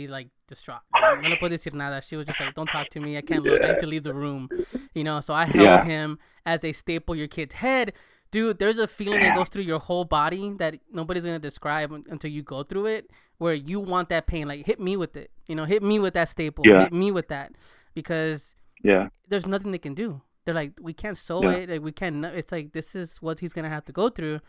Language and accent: English; Los Angeles, California, United States; I grew up in L.A. I'm actually from L.A.